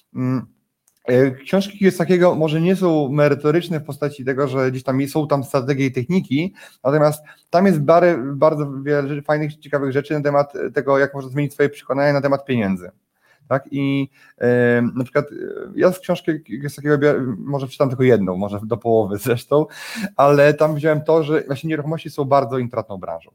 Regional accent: Poland; u nas w Warszawie

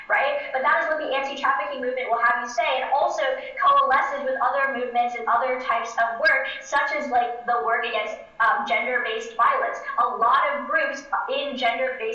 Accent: New York City, New York, United States; my home state of New York City

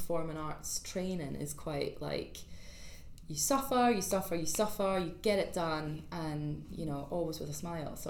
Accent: East Coast of Scotland, United Kingdom; also born or lived in Liverpool; now in London, United Kingdom; I'm from the East Coast

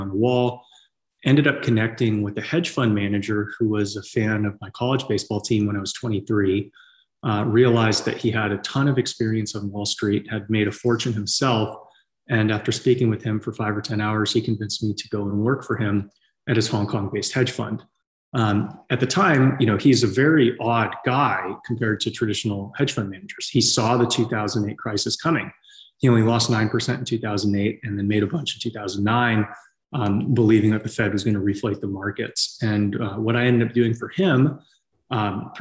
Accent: San Francisco Bay Area, California, United States; moved away as an adult; also born or lived in Tennessee; I grew up in the San Francisco Bay Area in, the 90s

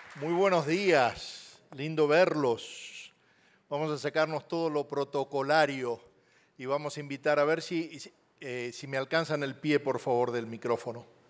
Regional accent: Argentina; nací en Argentina, ya Dios me perdonó hace 62 años

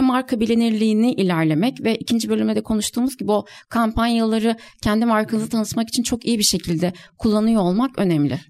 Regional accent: Kahramanmaraş, Turkey; moved away; Ben aslen de Kahramanmaraşlıyım. Ailem de depremi orada geçirdi

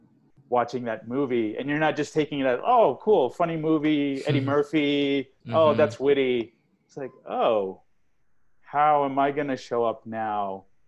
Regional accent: Australia; also born or lived in India / England, United Kingdom / United States; because I was born in India, but I grew up outside. I grew up in Australia, England, and the U.S.

